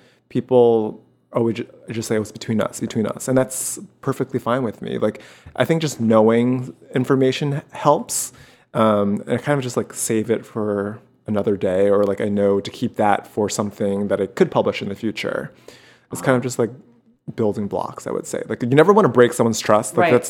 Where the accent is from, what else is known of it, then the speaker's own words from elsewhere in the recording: New York City, New York, United States; moved away as an adult; now in Los Angeles, United States; I was born and raised in Queens.